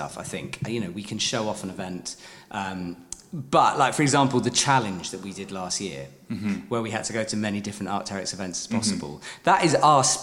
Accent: United Kingdom; as a Brit

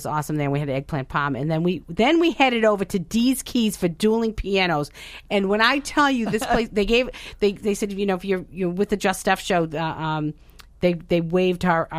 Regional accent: Medford, Massachusetts, United States; Shore. Don't hate me. I'm a Meffa girl.

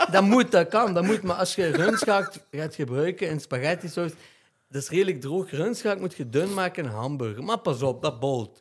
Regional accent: Genk, Flanders, Belgium; ik ben opgegroeid in Driehoeven

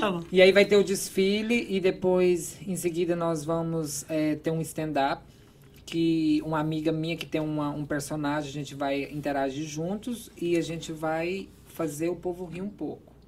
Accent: interior of Goiás, Brazil; also born or lived in Philadelphia / Virginia; now in Boston, United States; Eu sou de uma cidade de. Eu acredito que hoje tem uns 12 mil habitantes, uma cidade bem pequena do interior de Goiás

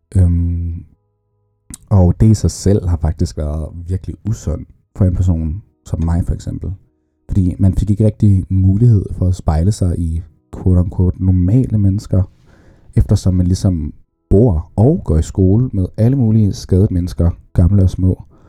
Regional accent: Saudi Arabia; jeg blev født i Saudi-Arabien

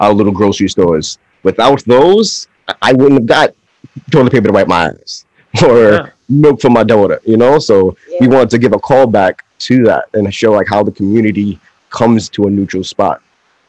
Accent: New York City, New York, United States; I'm from around Queensbridge, Ravenswood, Long Island City

